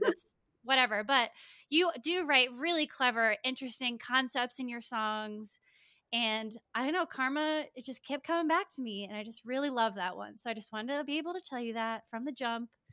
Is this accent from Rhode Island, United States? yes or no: yes; Lincoln, Rhode Island, United States; I grew up in Lincoln, Rhode Island, snooze town, U S A.